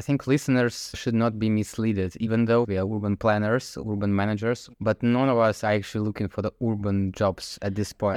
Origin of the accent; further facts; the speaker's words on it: Zelenograd, Moscow, Russia; moved away as an adult; now in Netherlands; I grew up in Zelenovgradsk, which is next to Moscow